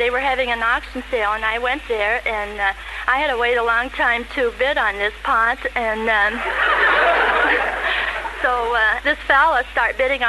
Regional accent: Hamilton, Ohio, United States

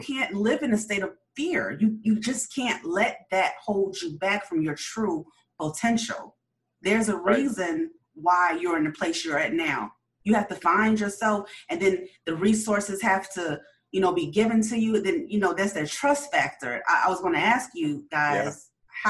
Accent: Chicago, Illinois, United States; I grew up in Chicago

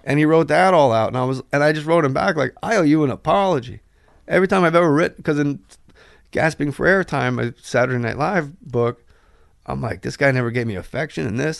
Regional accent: New Jersey, United States; I'm from Jersey

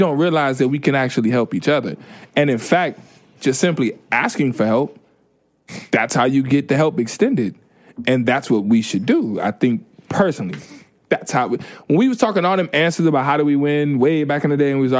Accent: Chicago, Illinois, United States; moved away as an adult; now in New York, United States; from Chicago

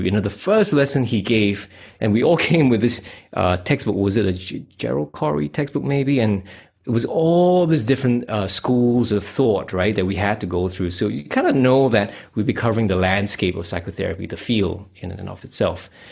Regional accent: Singapore; moved away as an adult; now in Western Australia, Australia; I come from Singapore. I'm a Asian Chinese. I uh, got out of there about 2010, and I'm now living in Western Australia

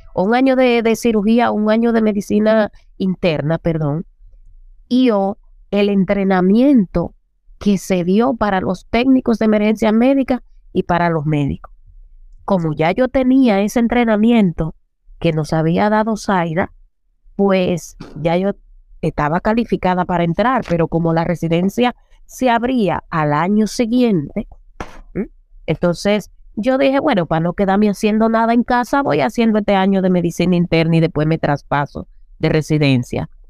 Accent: Las Matas de Farfán, San Juan, Dominican Republic; moved away; also born or lived in Santo Domingo; vengo desde un pueblo de las Matas de Farfán

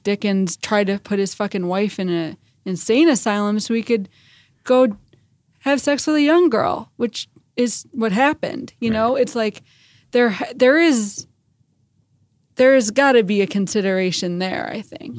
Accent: Chicago, Illinois, United States; I grew up in Chicago

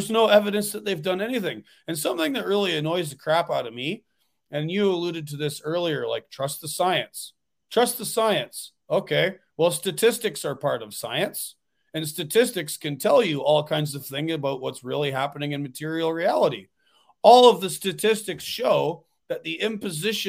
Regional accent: Ontario, Canada; now in New York, United States; I'm from Ontario originally.

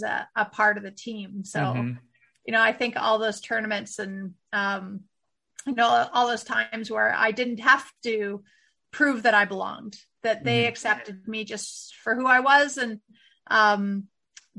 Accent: Winnipeg, Manitoba, Canada; growing up in Winnipeg, we used to always play down in Minnesota

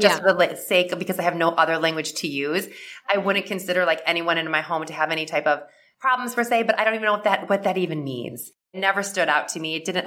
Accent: Midwest, United States; I grew up in the Midwest and with like a typical like Midwest family

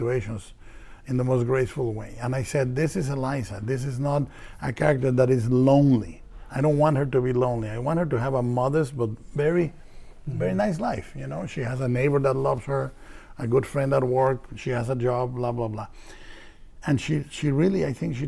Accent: Mexico; I was raised fiscally responsible in Mexico

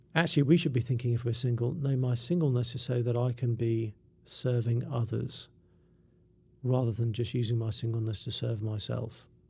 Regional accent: England, United Kingdom; I'm English

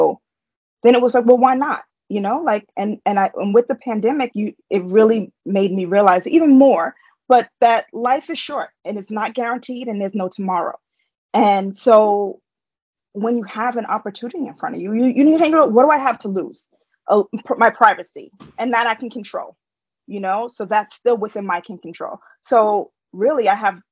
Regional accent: New York City, New York, United States; I grew up in Harlem. Like, I grew up in New York

